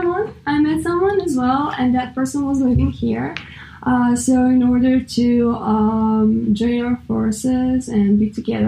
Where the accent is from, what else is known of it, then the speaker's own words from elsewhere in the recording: Novi Sad, Vojvodina, Serbia; English is a second language; moved away as an adult; also born or lived in western Serbia; now in United States; let's say I'm Serbian. So my hometown is Novi Sad. It's second biggest city in Serbia.